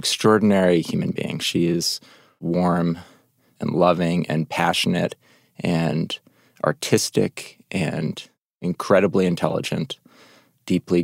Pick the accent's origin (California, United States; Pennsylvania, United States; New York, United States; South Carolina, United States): New York, United States; New York City; I grew up on the Upper West Side of New York